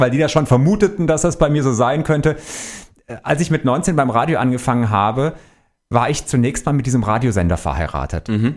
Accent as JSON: {"language": "German", "town": "Stuttgart", "region": "Baden-Württemberg", "country": "Germany", "tie": "born or raised there", "also_born_or_lived": "Wolfenbüttel", "moved": "as an adult", "lives_now": "Frankfurt, Germany", "said": "bin gebürtig aus Wolfenbüttel bei Braunschweig. Okay. Bin mit meinen Eltern, als ich zweieinhalb Jahre alt war, nach Stuttgart gezogen. Dort bin ich groß geworden"}